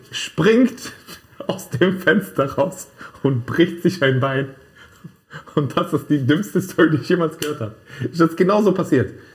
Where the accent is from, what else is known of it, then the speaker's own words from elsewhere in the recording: Naples, Campania, Italy; In Italien, bei uns in Neapel.